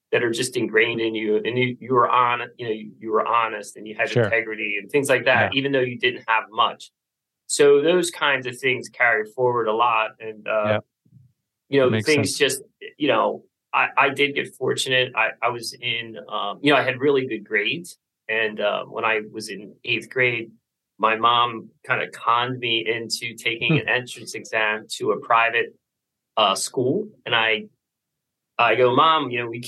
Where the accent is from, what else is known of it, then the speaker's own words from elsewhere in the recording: Philadelphia, Pennsylvania, United States; I'm from the Philadelphia area.